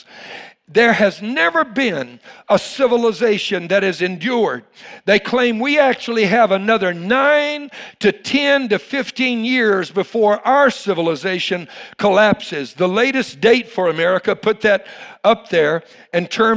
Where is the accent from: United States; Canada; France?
United States; the South; now in Houston, United States; I was raised in the South